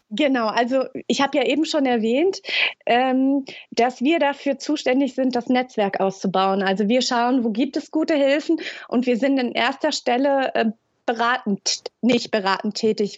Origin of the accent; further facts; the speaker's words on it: Hesse, Germany; moved away as an adult; now in Lübeck, Germany; komme ursprünglich aus Hessen und wohne seit sieben Jahren in, in dem schönen Norden